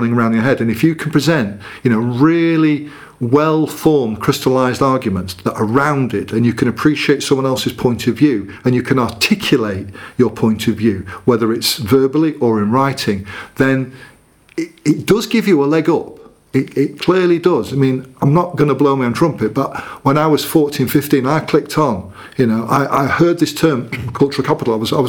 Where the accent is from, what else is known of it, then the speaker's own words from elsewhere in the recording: Leeds, Yorkshire and the Humber, United Kingdom; accent: Leeds; I've got to have like my mum there, and I'm just like slipping up, and my sympathetic Leeds accent will come out.